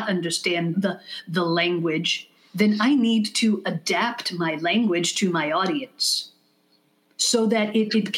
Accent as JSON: {"language": "English", "country": "Israel", "tie": "born or raised there", "first_language": "English", "moved": "as an adult", "lives_now": "United States", "said": "having been born here and English being my mother tongue and moving to Israel when I was 6 years old"}